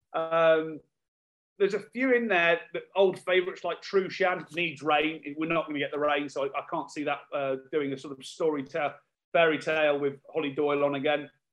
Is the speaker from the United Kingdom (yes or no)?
yes; United Kingdom; We're all a little bit embarrassed about being British